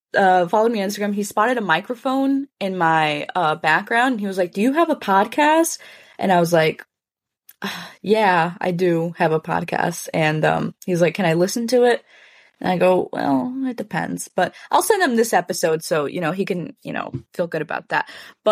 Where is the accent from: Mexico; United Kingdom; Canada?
Mexico; And I feel like we shouldn't reveal that we're from Mexico.